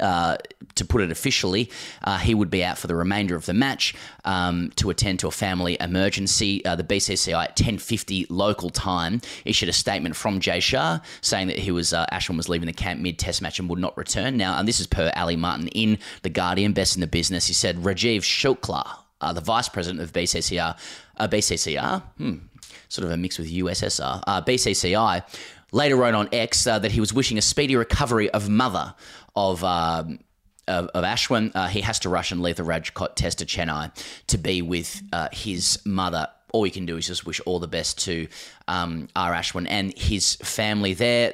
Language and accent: English; Australia; as an Australian